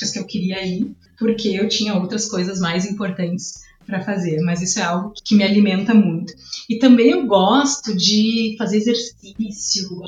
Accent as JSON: {"language": "Portuguese", "town": "Porto Alegre", "region": "Rio Grande do Sul", "country": "Brazil", "tie": "born or raised there", "also_born_or_lived": "Ribeirão Preto", "said": "Eu nasci lá, mas com dois anos e meio já vim para Porto Alegre e aqui me criei, né? Cresci aqui, já morei em vários lugares, mas aqui é minha cidade, né? Minha casa. Sou gaúcha mesmo. Eu voltei de Ribeirão falando porta."}